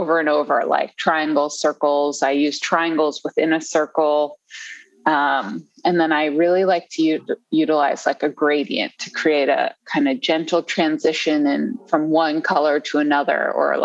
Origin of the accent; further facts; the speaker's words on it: right outside of DC, Maryland area, United States; moved away as an adult; now in Washington, United States; I grew up in the Maryland area, right outside of DC, and moved back to the DC area like 7 or 8 years ago